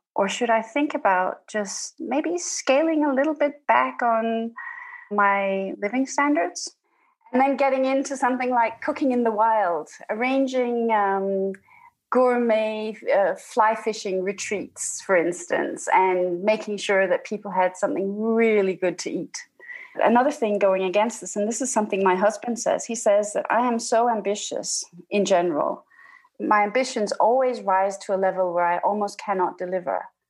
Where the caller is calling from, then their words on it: Denmark; I'm calling from Denmark